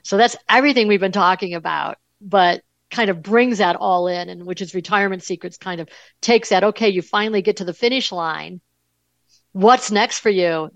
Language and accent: English; Buffalo, New York, United States; I grew up in Buffalo, New York